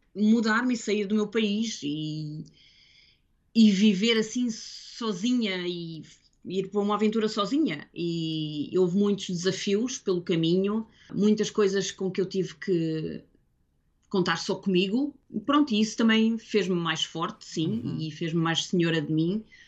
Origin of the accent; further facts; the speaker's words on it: Portugal; now in Guildford, United Kingdom; sou eu portuguesa